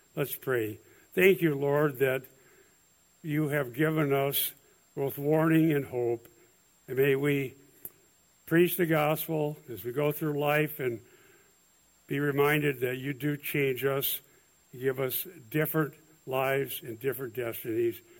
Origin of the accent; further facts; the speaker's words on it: Iowa, United States; I'm from Iowa